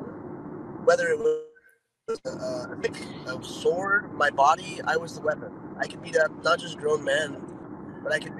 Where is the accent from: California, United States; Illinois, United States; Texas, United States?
California, United States; Dana Point; also born or lived in Newport Beach, California / Laguna Beach, California / San Clemente, California; Yeah, I grew up in Orange County. I was born in Newport Beach. Grew up in South County in Laguna, Dana Point, San Clemente